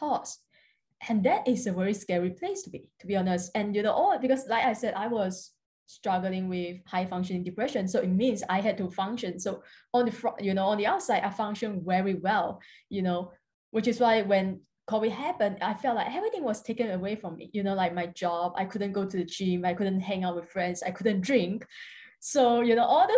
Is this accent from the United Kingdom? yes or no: no; Singapore; I'm from Singapore. I'm currently living in Singapore at the moment